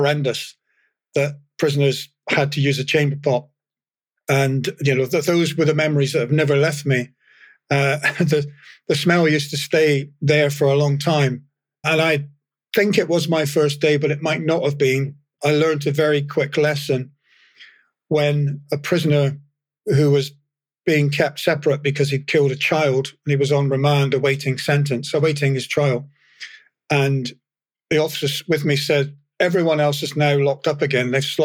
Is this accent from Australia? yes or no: no; England, United Kingdom; moved away; I was from England, although my dad was from Fife, and I feel partly Scottish